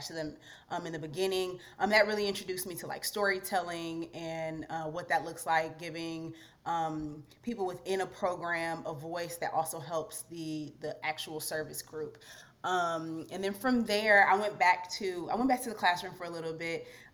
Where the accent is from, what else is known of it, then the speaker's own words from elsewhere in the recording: Detroit, Michigan, United States; moved away as an adult; also born or lived in Rwanda; I'm originally from Detroit, Michigan, born and raised in a Nigerian household